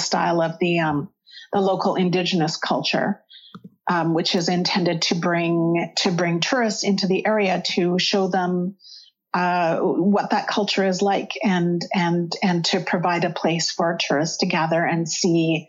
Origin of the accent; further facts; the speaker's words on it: central Alberta, Canada; now in Toronto, Canada; I grew up in Alberta, central Alberta, which is a lot farther north than here.